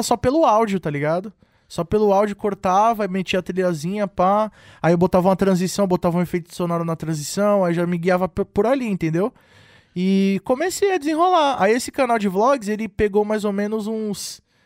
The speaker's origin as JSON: {"language": "Portuguese", "town": "Cubatão", "region": "São Paulo", "country": "Brazil", "said": "E tocava nas festinhas lá da minha cidade, de Cubatão"}